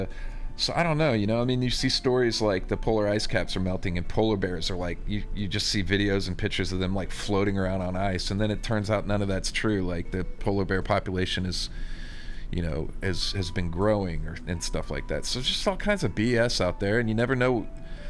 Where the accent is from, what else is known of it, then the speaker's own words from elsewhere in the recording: Texas, United States; I'm from Texas